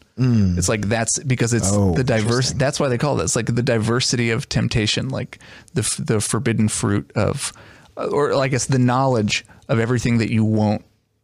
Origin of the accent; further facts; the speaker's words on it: Dayton, Ohio, United States; just being from Dayton, Ohio, you know, there isn't really a New York City right across the river.